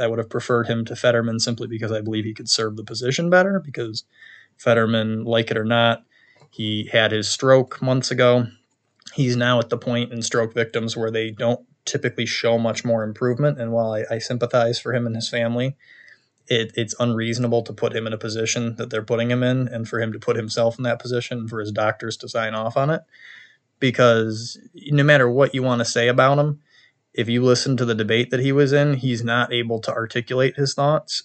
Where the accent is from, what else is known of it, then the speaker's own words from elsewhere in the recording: New York, United States; we also flipped four seats red in my home state